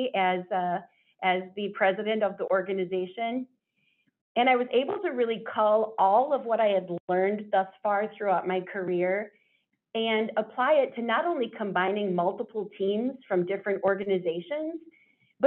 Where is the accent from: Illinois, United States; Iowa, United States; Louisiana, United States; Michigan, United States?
Iowa, United States; now in Wisconsin, United States; I grew up in Iowa